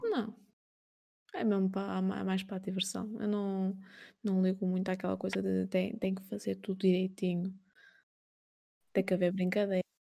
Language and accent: Portuguese; Portugal; Nasci em 93, aqui em Portugal